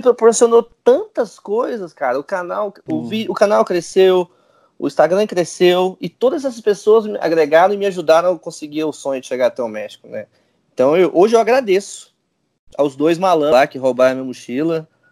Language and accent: Portuguese; Goiânia, Goiás, Brazil; Eu sou de Goiânia